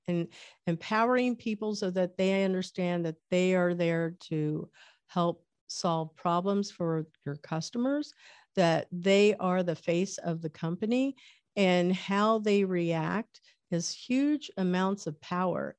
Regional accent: Medicine Lodge, Kansas, United States; I was born in Kansas in a little town called Medicine Lodge, Kansas

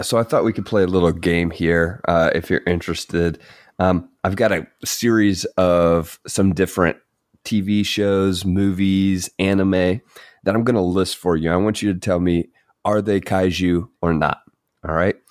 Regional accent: United States; we're stupid American

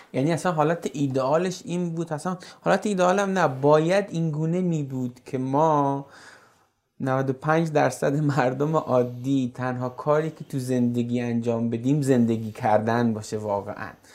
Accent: Iran; ما مردم ایرانیم

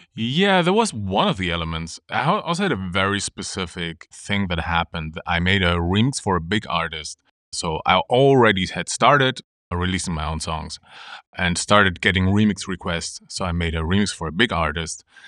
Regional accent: Germany; born or raised there; moved away as an adult; also born or lived in Munich

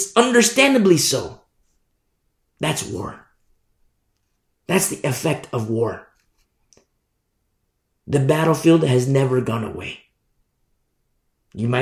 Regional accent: United States; I'm American. I teach from America

